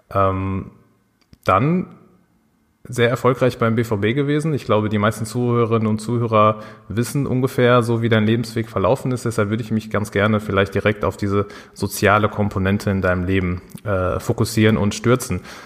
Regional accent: Dortmund, North Rhine-Westphalia, Germany; als Dortmunder Jungs, wir beide

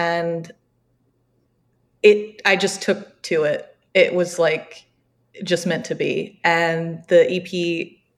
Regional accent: the South, United States; And we were sitting there and I'm looking at the map because I'm from the South, so I don't really know that part of the country very well.

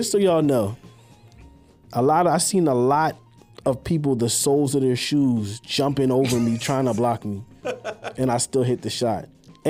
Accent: Morris County, New Jersey, United States; I was from Morris County, New Jersey.

